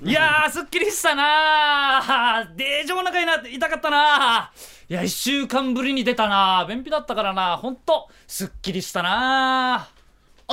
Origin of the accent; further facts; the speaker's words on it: Yaese, Okinawa, Japan; 重瀬町出身なんですよ